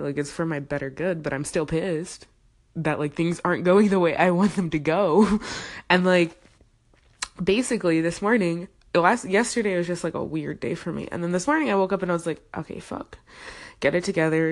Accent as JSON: {"language": "English", "country": "Zimbabwe", "said": "I'm from Zimbabwe"}